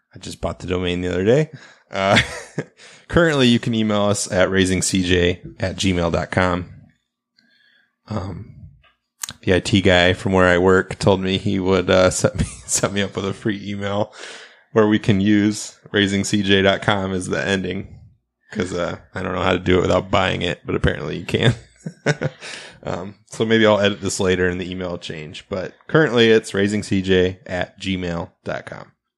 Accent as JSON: {"language": "English", "region": "Midwest", "country": "United States", "said": "we're from the Midwest"}